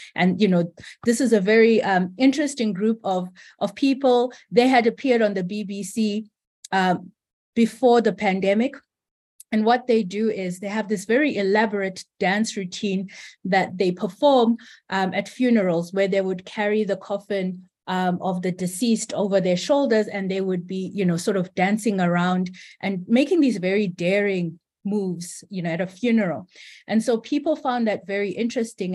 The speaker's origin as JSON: {"language": "English", "country": "Zimbabwe", "said": "I am from Zimbabwe"}